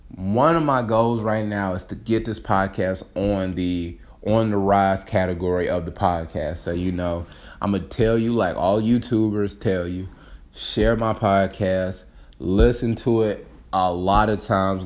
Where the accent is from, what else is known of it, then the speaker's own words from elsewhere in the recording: Detroit, Michigan, United States; I got back into Detroit, my hometown